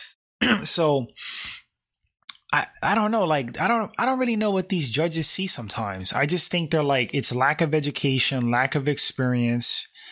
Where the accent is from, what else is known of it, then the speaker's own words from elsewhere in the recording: New York City, New York, United States; I grew up in New York, uh, specifically Bronx, New York